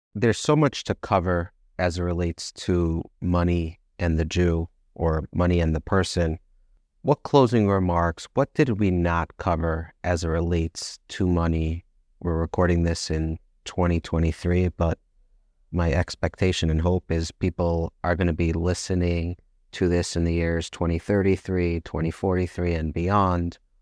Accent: United States; I'm from America

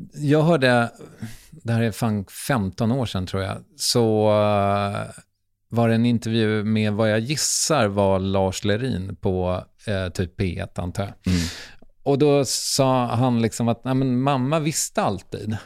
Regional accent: Strängnäs, Södermanland, Sweden; Jag kommer från Strängnäs, det är också litet.

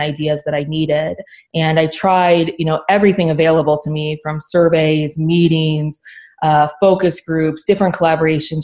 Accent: Oxford, Ohio, United States; I grew up in Oxford, Ohio

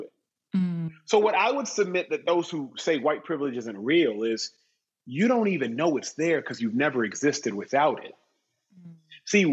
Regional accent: Austin, Texas, United States; I grew up in Austin, Texas

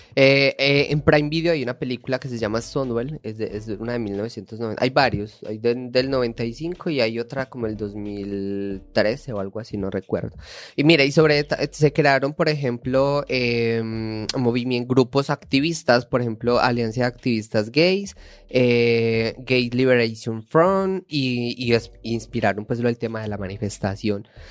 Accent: Paisa, Antioquia, Colombia; accent: paisa; moved away; soy paisa, déjeme hablar paisa.

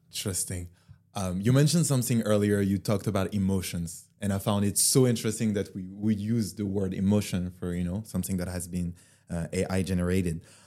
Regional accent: France; I grew up in France, so we were living in this very old building

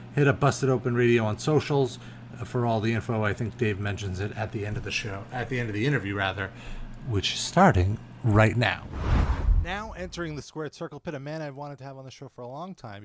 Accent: New York, United States; I'm a New Yorker

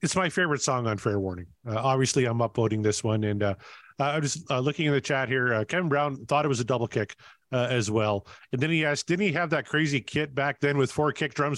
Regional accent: Canada; I'm Canadian.

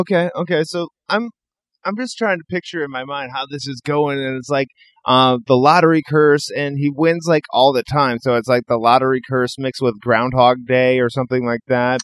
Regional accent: Iowa, United States; also born or lived in Northern California; now in California, United States; I'm originally from the Midwest. I'm originally from Iowa. I live out here in California now

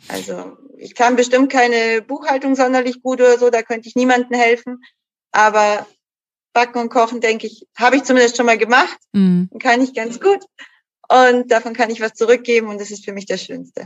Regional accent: Munich, Bavaria, Germany; bin auch eine gebürtige Münchnerin

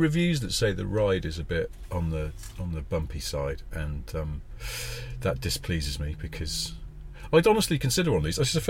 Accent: the north of England, United Kingdom; I'm from the north

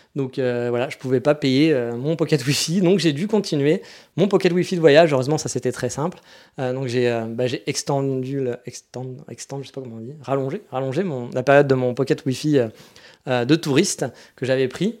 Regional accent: France; moved away as an adult; now in Japan; je suis français

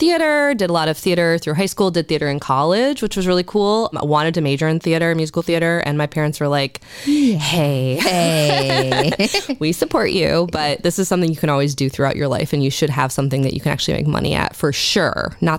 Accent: Novi, Michigan, United States; also born or lived in Southern Illinois / West Texas / North Carolina; I am. I'm from Michigan. I'm from Novi, Michigan. I moved around a lot as a kid. I lived in Southern Illinois. I lived in West Texas.

